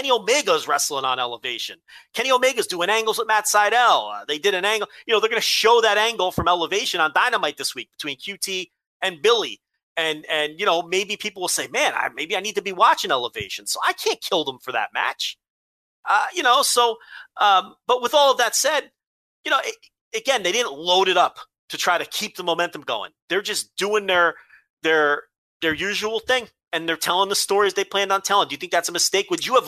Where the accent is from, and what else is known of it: Melbourne, Victoria, Australia